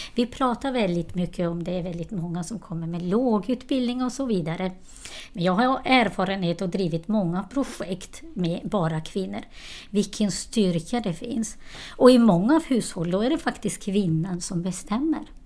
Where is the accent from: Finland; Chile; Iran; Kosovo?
Kosovo; Swedish is a second language; also born or lived in Borlänge, Sweden; now in Sweden; Jag kommer från Kosova. Jag kom till Sverige på 90-talet